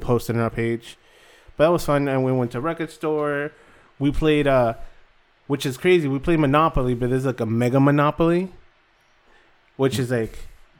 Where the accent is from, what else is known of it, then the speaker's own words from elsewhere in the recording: Florida, United States; It's around my hometown, where I lived in South Florida. In Broward County, that was our go-to.